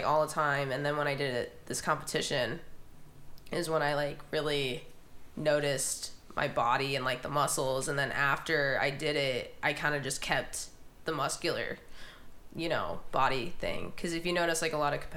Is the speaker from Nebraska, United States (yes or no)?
yes; Omaha, Nebraska, United States; I'm from Omaha, Nebraska.